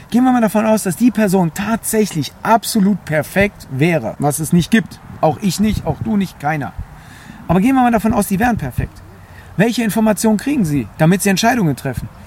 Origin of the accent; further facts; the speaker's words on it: Greece; So, und ich bin Grieche. Wir haben die Demokratie in Anführungszeichen erfunden.